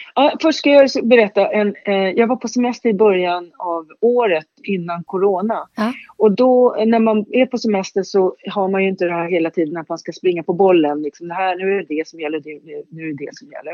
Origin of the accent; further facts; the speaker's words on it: Stockholm, Stockholm County, Sweden; jag är född i Högdalen, uppväxt i Högdalen